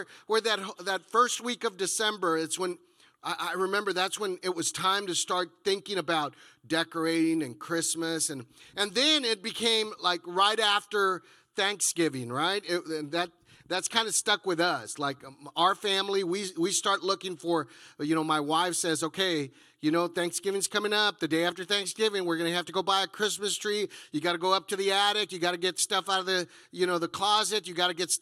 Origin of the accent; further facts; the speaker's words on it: Texas, United States; moved away as an adult; I come from Texas